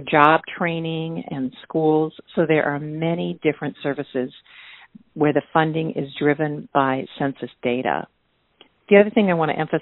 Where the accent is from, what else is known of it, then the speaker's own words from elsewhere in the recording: Minnesota, United States; as a Minnesotan myself